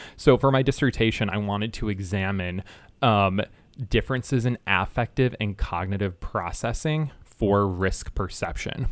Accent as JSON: {"language": "English", "region": "Michigan", "country": "United States", "said": "I'm from Michigan."}